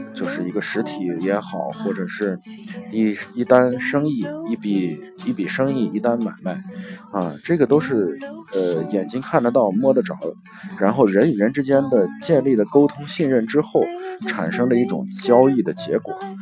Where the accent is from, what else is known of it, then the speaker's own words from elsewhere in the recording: China; 我们中国的父母